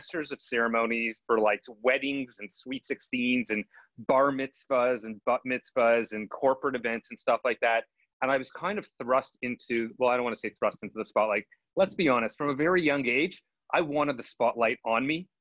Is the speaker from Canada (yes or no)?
yes; Montreal, Quebec, Canada; moved away as an adult; now in Toronto, Canada; I grew up in Montreal, Canada, and it's a little different.